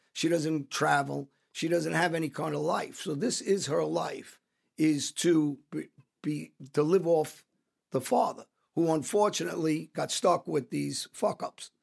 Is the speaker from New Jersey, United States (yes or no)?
yes; New Jersey, United States; I grew up around South Jersey